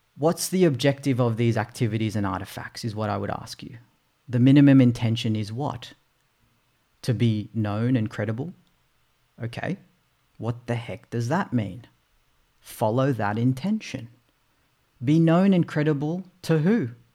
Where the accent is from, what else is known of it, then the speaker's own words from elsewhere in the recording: Australia; also born or lived in Philippines; I was born in the Philippines. It's a third world country. We migrated here to Australia when I was eight months old.